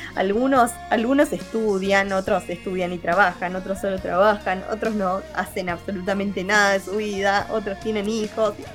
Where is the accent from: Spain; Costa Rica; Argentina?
Argentina; nosotros acá en Argentina